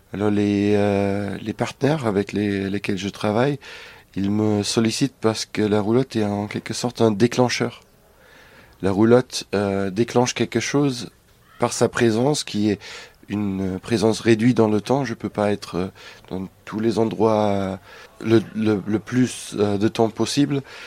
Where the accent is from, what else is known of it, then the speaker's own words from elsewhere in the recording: Germany; now in France; dans mon pays natal, en Allemagne.